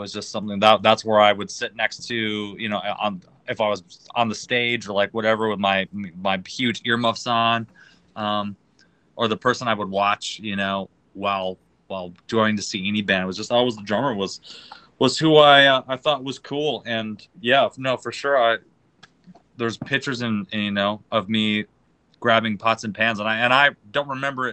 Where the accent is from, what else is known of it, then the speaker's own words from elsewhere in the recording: Green Bay, Wisconsin, United States; moved away as an adult; now in Los Angeles, United States; I was born and raised in Green Bay, Wisconsin